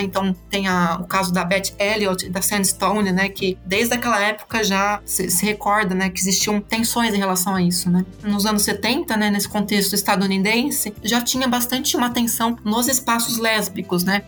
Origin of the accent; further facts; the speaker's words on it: Botucatu, São Paulo, Brazil; moved away as an adult; also born or lived in Campinas; eu sou de Botucatu, né? Eu vim para estudar é, letras em Campinas